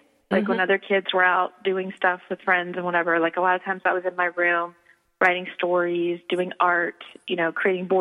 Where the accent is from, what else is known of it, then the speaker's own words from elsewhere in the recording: rural Virginia, United States; now in Los Angeles, United States; I grew up in rural Virginia